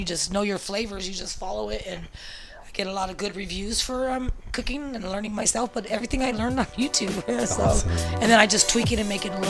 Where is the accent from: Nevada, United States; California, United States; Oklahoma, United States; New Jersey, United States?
California, United States; San Francisco; me growing up in the Mission, I would always babysit.